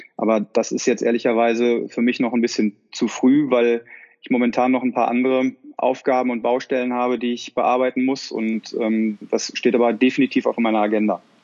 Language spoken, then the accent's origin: German; Dortmund, North Rhine-Westphalia, Germany; moved away as an adult; now in Milan, Italy; ich bin gebürtiger Dortmunder, ich bin mit Borussia Dortmund aufgewachsen